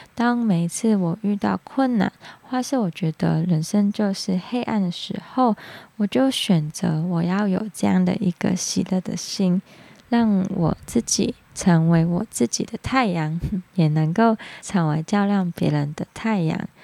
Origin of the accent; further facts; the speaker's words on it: Hong Kong; accent: Hong Kong; Chinese is a second language; now in Taiwan; 我知道我在讲发光这个字一定是有点走音，但是请大家能够体谅，因为我是香港人，接纳我的口音